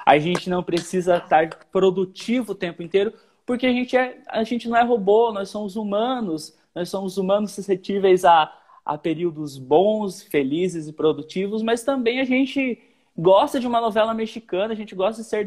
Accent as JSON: {"language": "Portuguese", "region": "Paraná", "country": "Brazil", "tie": "born there", "said": "eu nasci no Paraná, no interior do Paraná. Minha família ou é roqueira, ou é do sertanejão raiz"}